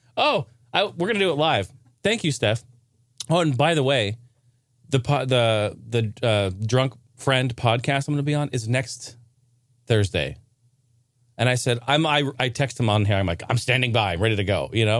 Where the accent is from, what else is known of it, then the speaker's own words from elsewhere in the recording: Oregon, United States; Not necessarily my stomping grounds, but my, my home state